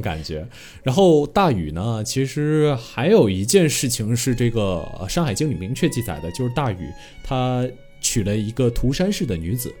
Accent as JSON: {"language": "Chinese", "country": "China", "said": "这点我觉得我们中国人民真的非常非常了不起"}